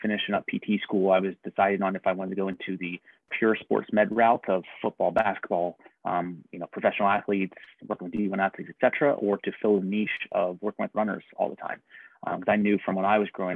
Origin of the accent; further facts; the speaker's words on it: Harrisburg, Pennsylvania, United States; also born or lived in Pittsburgh; I grew up in the Harrisburg area, went to Central Dauphin East